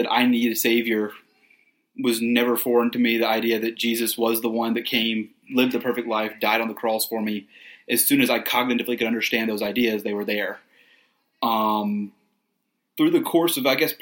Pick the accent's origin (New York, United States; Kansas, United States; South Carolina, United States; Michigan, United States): South Carolina, United States; Columbia; grew up in a very Christian home, like we said, in Columbia